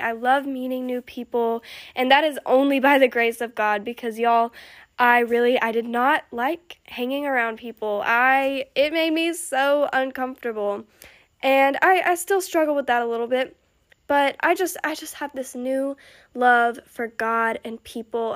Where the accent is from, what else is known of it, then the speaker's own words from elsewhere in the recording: Alabama, United States; I am from Alabama. If you can't tell, cause I just I just said y'all